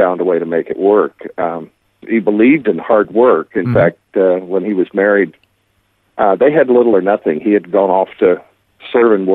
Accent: Vicksburg, Mississippi, United States; now in Branson, United States; I grew up in Vicksburg, Mississippi

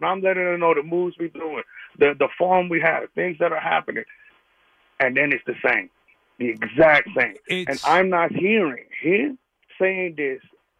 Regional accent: New York City, New York, United States; also born or lived in Brooklyn, New York / Long Island, New York; now in Ohio, United States; I'm a native New Yorker. I was born in Brooklyn, raised in Queens, Long Island.

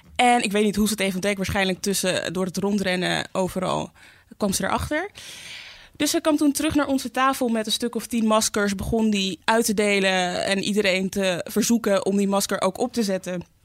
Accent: Amsterdam, North Holland, Netherlands; ik ben in Zuidoost opgegroeid.

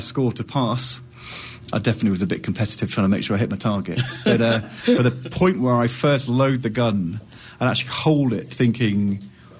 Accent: United Kingdom; also born or lived in London / Yorkshire; I'm from London and Yorkshire in the United Kingdom.

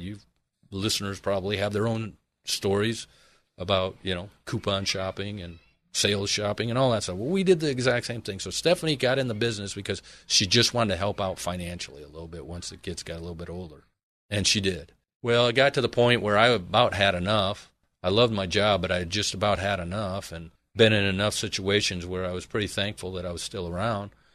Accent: Michigan, United States; moved away as an adult; now in Arizona, United States; originally I am from Michigan

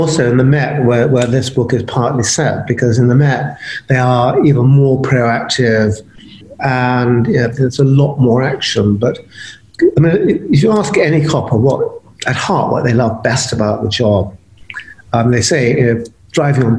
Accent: Brighton, South East England, United Kingdom; when I was 14, growing up in Brighton

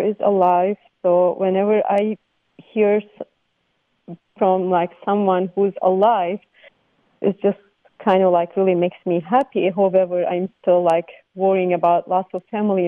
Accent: Gaziantep, Turkey; now in Contra Costa County, United States; I'm from Turkey, and my whole family, and I grew up in Gaziantep in Turkey

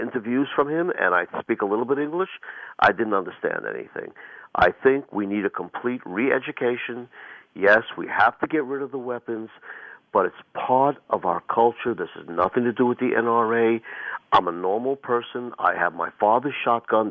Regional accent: New York, United States; although I was born in New York and lived in New York

